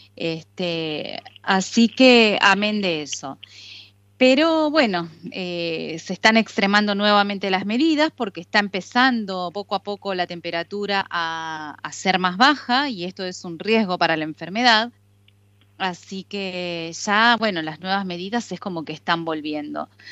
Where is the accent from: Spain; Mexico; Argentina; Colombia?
Argentina; now in Istanbul, Turkey